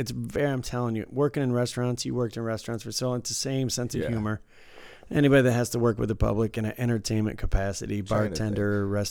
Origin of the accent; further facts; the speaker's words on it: Detroit, Michigan, United States; moved away as an adult; also born or lived in Tennessee; I moved from Detroit to Tennessee to go to school.